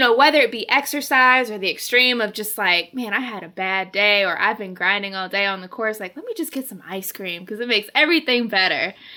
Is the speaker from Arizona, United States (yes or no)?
yes; Arizona, United States; moved away; I'm from Arizona, okay? This is not the weather I'm used